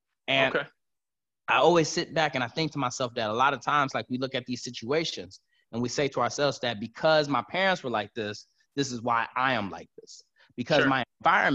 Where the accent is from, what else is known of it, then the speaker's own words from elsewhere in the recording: Detroit, Michigan, United States; I was born and raised in Detroit, Michigan.